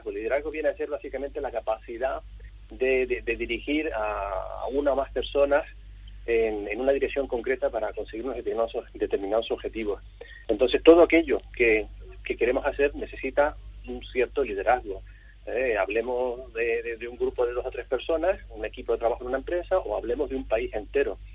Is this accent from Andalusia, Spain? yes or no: no; Canary Islands, Spain; moved away; Eh, como has dicho, yo soy canario, llevo unos treinta y pico años fuera de Canarias